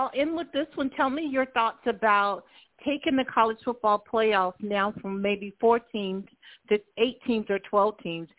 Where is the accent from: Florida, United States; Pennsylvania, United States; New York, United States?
Florida, United States; Gainesville; I was born and raised in Gainesville, Florida